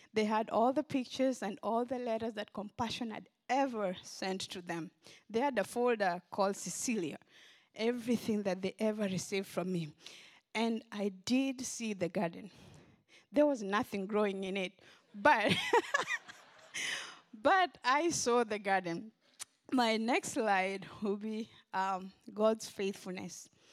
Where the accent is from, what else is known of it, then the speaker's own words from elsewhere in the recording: Kenya; now in Memphis, United States; I grew up in Kenya, in a village in western Kenya.